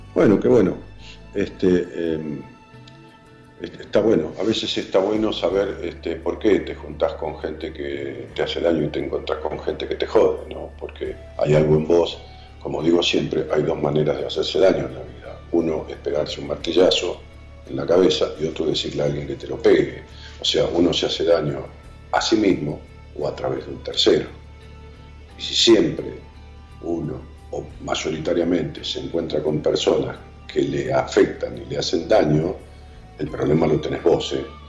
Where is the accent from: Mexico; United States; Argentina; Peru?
Argentina; Ramos Mejía, Buenos Aires Province; yo soy de Ramos Mejía, de prácticamente el 80% de mi vida